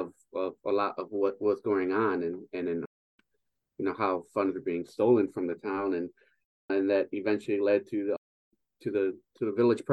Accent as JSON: {"language": "English", "town": "Cicero", "region": "Illinois", "country": "United States", "tie": "born or raised there", "also_born_or_lived": "Green Bay, Wisconsin / Milwaukee, Wisconsin", "moved": "yes", "said": "I grew up in Cicero, Illinois."}